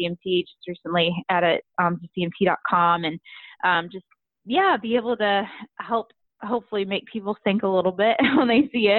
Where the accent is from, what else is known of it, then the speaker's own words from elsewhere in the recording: Virginia, United States; moved away as an adult; now in Nashville, United States; I'm from Virginia